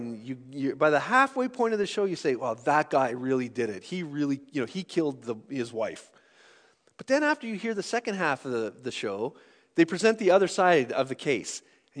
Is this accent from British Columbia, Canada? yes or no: no; Sault Ste. Marie, Ontario, Canada; growing up in Sault Ste. Marie, if on Saturday night you tuned your radio station to 90.5 and it was cloudy, you could get a broadcast from a Christian station that would bounce across Lake Superior